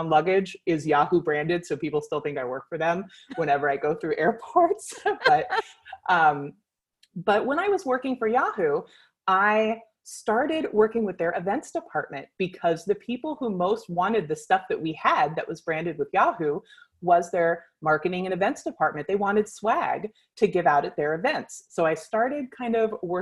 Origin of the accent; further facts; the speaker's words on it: California, United States; I was born and raised in California